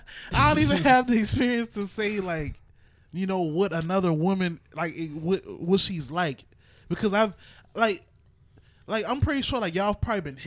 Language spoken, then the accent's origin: English; Charleston, South Carolina, United States; Right, and so, we're from Charleston. Right. So that's a different, you know?